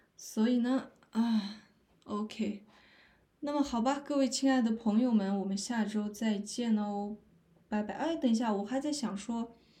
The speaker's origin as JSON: {"language": "Chinese", "region": "Northeast China", "country": "China", "moved": "yes", "said": "我是东北的"}